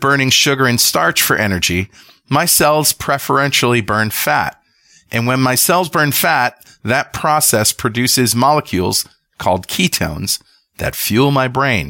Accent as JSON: {"language": "English", "country": "United States", "said": "from the United States."}